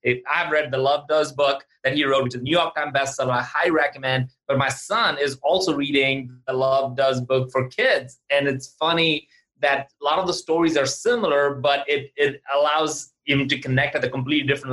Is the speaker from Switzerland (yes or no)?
no; India; now in Atlanta, United States; growing up in India